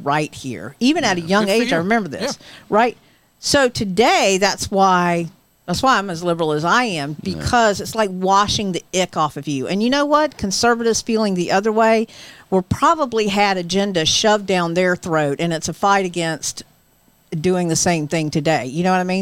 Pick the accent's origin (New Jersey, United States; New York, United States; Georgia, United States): Georgia, United States; moved away; I was raised in Georgia